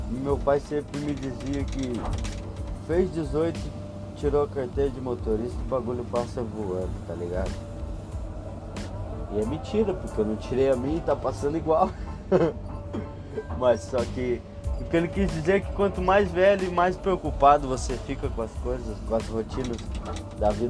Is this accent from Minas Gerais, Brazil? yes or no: no; Rio Grande do Sul, Brazil; Porra, sou suspeito para falar, né? Sou gaúcho.